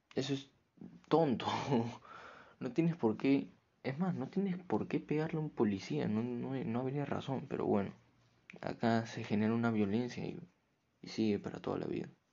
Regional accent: Peru; acá en mi país, Perú

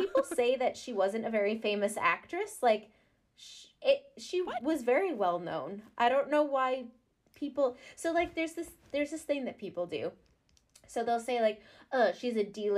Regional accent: Canada; I'm Canadian. I'm in the Commonwealth too.

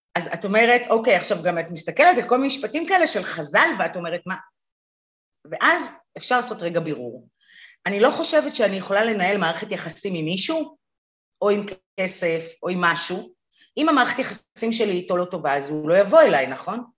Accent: Israel; אנחנו בכלל מדינה שבאה מעולם של הישרדות. תחשבי, רוב ההורים שלנו עלו מאיפשהו

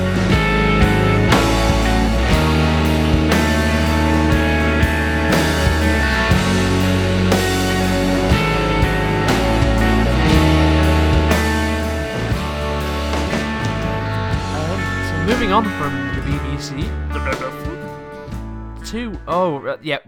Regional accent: England, United Kingdom; I'm a British person I've been abroad, but I've lived in England all my life

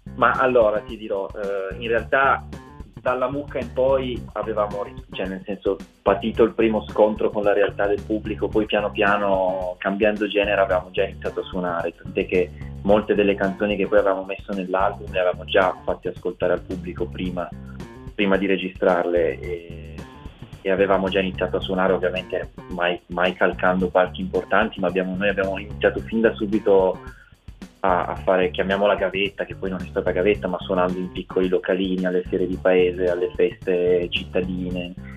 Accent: Ivrea, Piedmont, Italy; born or raised there

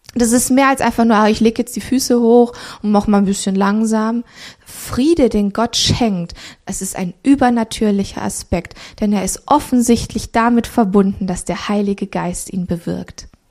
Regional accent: Romania; moved away; ich bin in Rumänien geboren

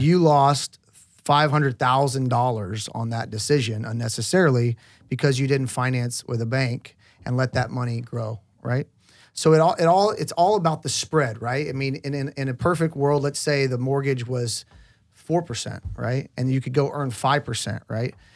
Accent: Oklahoma, United States; I grew up in Oklahoma

